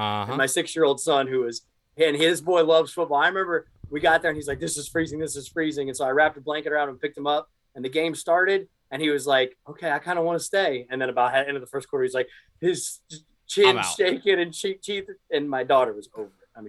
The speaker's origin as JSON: {"language": "English", "town": "Daytona Beach", "region": "Florida", "country": "United States", "tie": "born or raised there", "said": "I was born and raised in Florida"}